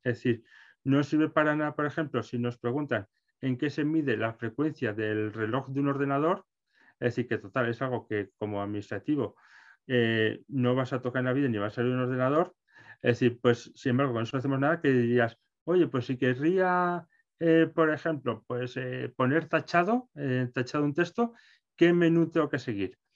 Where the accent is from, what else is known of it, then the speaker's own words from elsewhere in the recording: Calahorra, La Rioja, Spain; yo soy de Calahorra, en La Rioja